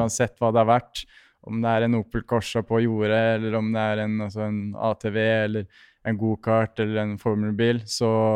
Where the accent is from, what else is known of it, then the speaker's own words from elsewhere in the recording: Norway; hjemme i Norge